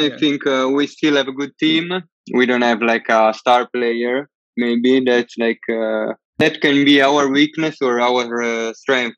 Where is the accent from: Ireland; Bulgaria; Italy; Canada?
Italy; Milan, Lombardy; I'm from Italy, in Milan